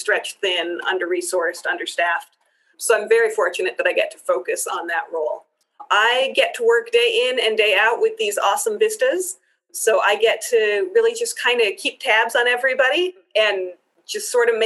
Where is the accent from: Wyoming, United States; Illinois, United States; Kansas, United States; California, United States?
Wyoming, United States; Cheyenne; also born or lived in Israel / Pittsburgh; My family returned to the States, and then we moved to Cheyenne when I was 9. So I grew up here